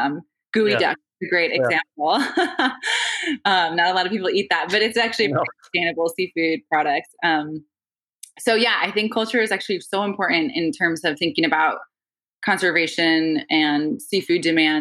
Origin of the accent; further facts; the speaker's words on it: Northeast, United States; like a great example is I'm Irish Catholic from the Northeast, right?